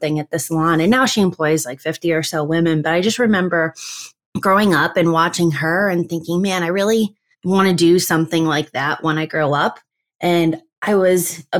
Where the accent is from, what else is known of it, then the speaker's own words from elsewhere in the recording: between Akron and Canton, Northeast Ohio, United States; now in Cleveland, United States; I was born in Northeast Ohio between Akron and Canton